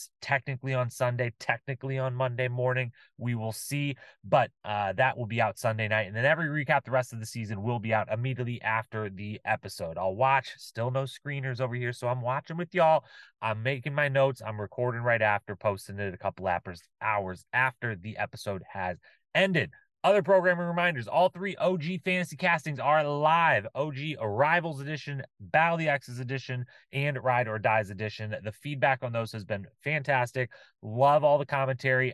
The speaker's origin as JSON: {"language": "English", "town": "Bryan", "region": "Ohio", "country": "United States", "tie": "born or raised there", "said": "from Bryan, Ohio, my hometown"}